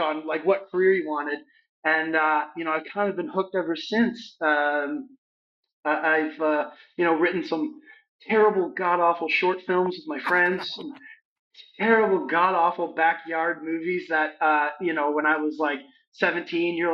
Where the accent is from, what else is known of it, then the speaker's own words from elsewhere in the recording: London, Ontario, Canada; my hometown of London, Ontario, Canada.